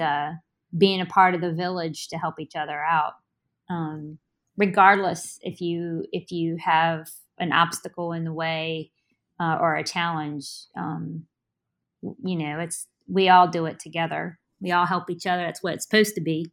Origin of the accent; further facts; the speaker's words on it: Richmond, Virginia, United States; also born or lived in Charleston, West Virginia; I originally was born in Charleston, West Virginia, and, um, I moved to Richmond as an infant.